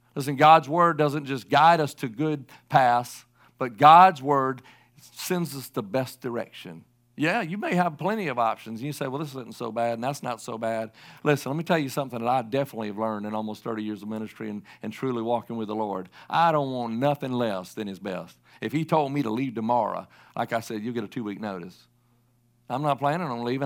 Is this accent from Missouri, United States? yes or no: no; South Carolina, United States; I'm from the Southeast, I can say it, and I'm from South Carolina